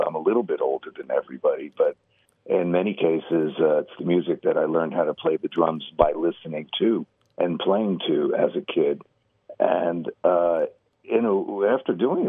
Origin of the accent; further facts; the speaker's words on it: New Jersey, United States; I grew up in New Jersey